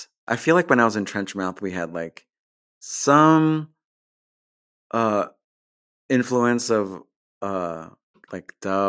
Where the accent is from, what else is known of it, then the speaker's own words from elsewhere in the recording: New York, United States; And I grew up on Long Island in New York, you know, maybe 30 or 40 minutes outside of New York City.